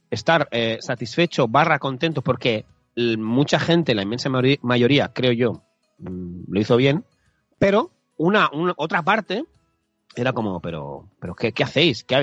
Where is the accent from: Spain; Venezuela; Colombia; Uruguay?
Spain; Catalonia; Yo soy de Cataluña